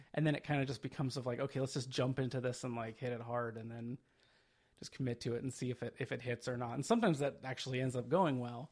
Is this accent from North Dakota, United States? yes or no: no; Phoenix, Arizona, United States; Originally, I am from Phoenix, Arizona